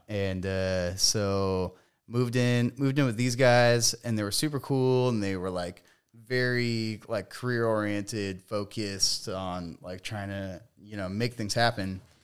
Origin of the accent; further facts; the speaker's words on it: Palmdale, California, United States; moved away; I grew up in Palmdale, California